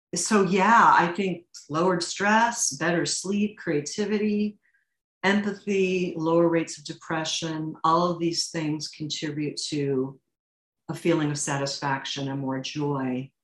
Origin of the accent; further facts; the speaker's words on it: St. Louis, Missouri, United States; I come from St. Louis, Missouri, which mm. is where Charles Lindbergh's Spirit of St. Louis airplane um, it derived its funding and its name, and my high school was named after